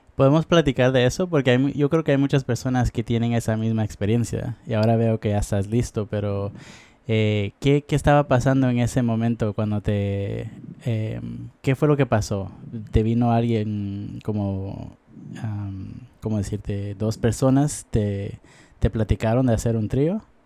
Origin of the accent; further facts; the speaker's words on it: Guatemala; now in United States; Yo soy de Guatemala, pero normalmente he vivido en los Estados Unidos